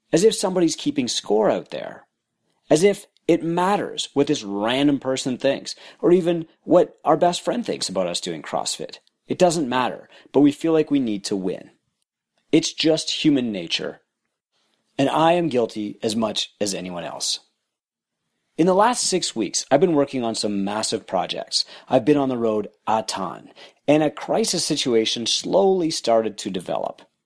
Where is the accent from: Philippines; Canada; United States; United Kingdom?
Canada; I'm Canadian